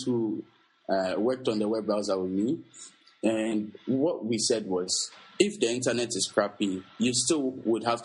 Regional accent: Accra, Greater Accra, Ghana; I'm from Accra, Ghana.

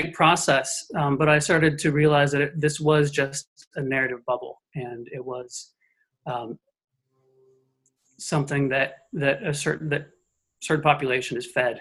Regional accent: Phoenix, Arizona, United States; moved away; Born and raised in Phoenix, Arizona, in sort of the suburbs

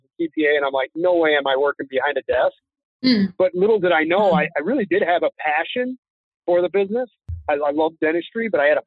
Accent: Chicago, Illinois, United States; Born and raised Chicago, Illinois

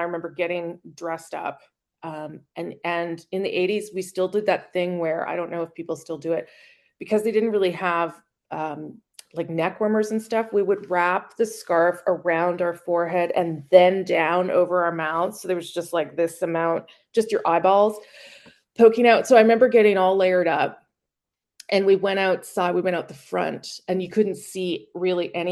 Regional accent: Winnipeg, Manitoba, Canada; now in Ottawa, Canada; I am the chief political correspondent for CBC News, uh, resident of Ottawa, but um, my hometown is Winnipeg.

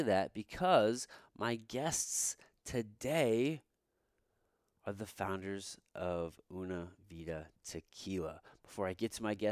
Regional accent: Midwest, United States; I'm from the Midwest.

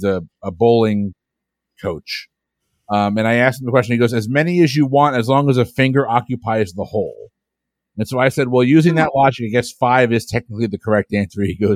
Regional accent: Florida, United States; I grew up in Florida. Florida is known for many, many, many, many, many things.

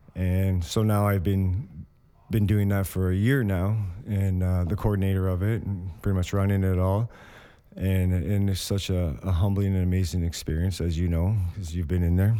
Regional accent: Windsor, Ontario, Canada; also born or lived in Hamilton; I'm from Windsor. Like, my last residence was in Windsor

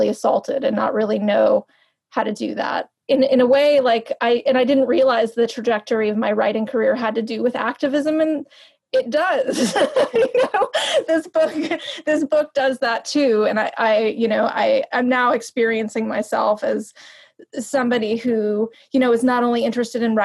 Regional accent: New York, United States; moved away as an adult; also born or lived in Los Angeles; a person who grew up in New York and then lived in Los Angeles

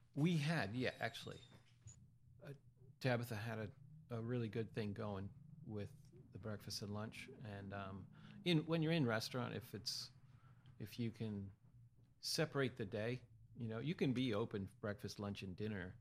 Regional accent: Hanover, Pennsylvania, United States; moved away as an adult; also born or lived in College Park, Maryland; now in Easton, United States; I'm from Central P- South Central PA, uh, okay, uh, Hanover, Pennsylvania, near Gettysburg

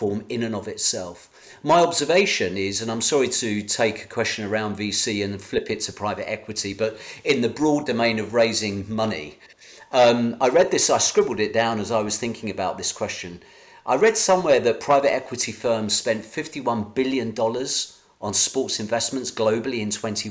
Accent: United Kingdom; as a Brit

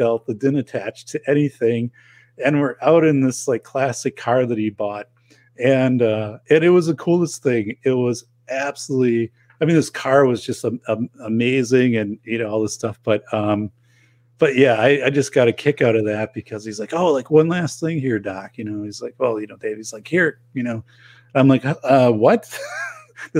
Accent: Wisconsin, United States; we're both from Wisconsin

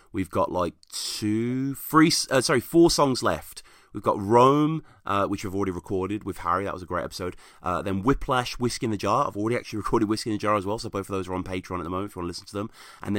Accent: England, United Kingdom; I mean, this is just me imagining it as a Brit. I don't know, but it seems like, because music festival, rock festivals here in England and Europe are giant.

